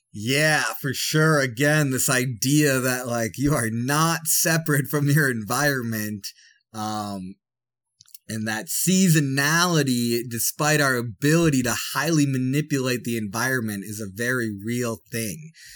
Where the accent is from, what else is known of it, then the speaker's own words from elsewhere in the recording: Wisconsin, United States; I'm from Wisconsin